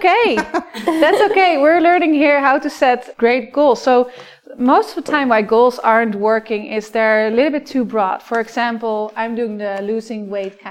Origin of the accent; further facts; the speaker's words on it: Netherlands; now in Vancouver, Canada; I'm originally from the Netherlands